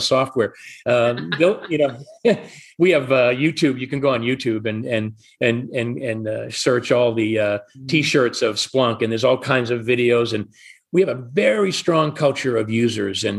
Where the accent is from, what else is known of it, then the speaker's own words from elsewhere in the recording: Atlanta, Georgia, United States; I'm from Atlanta as well